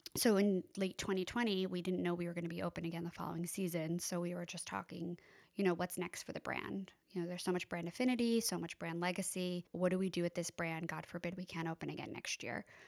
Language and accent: English; East Hampton, New York, United States; also born or lived in Boston; I was born and raised in East Hampton. grew up on Three Mile Harbor, living back there now.